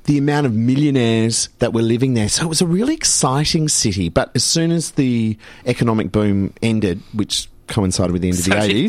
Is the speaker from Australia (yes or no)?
yes; Perth, Western Australia, Australia; now in Melbourne, Australia; Grew up in Perth, and Mum and Dad had a house in Scarborough near the beach